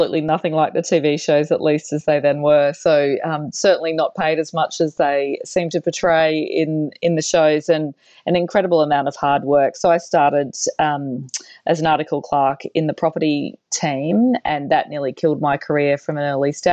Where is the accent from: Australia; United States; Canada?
Australia; Cairns, Queensland; also born or lived in Brisbane / Sydney; I grew up in Cairns in northern Queensland in Australia, and only moved to Brisbane when I was about 15